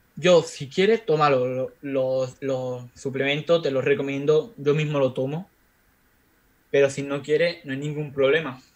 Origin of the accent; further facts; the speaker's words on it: Spain; moved away; mi pueblo de España donde yo vivo, bueno, donde yo vivía